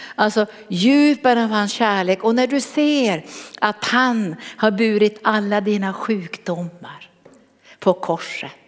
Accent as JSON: {"language": "Swedish", "region": "Norrbotten County", "country": "Sweden", "said": "Jag kom från Norrbotten"}